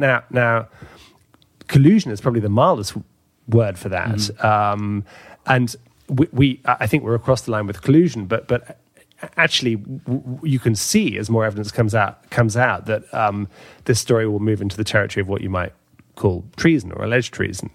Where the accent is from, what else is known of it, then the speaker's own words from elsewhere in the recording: London, United Kingdom; my hometown in London